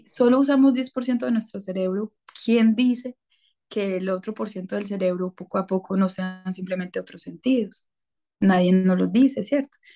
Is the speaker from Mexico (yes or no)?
no; Colombia; yo soy colombiana